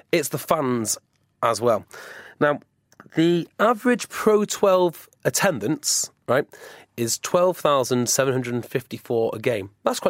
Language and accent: English; Wales, United Kingdom; I'm Welsh